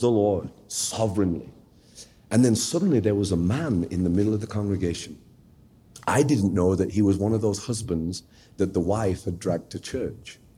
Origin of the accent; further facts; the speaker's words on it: Sheffield, Yorkshire and the Humber, United Kingdom; I was born in the United Kingdom uh, in a place called Sheffield, which is sort of the northern part of England